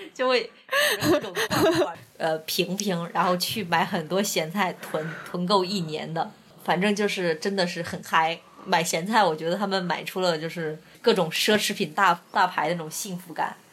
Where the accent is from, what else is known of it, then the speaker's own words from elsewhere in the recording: Henan, China; moved away; also born or lived in Dali, Yunnan; 我们是河南那边老家，一般农村农忙的时候也会放假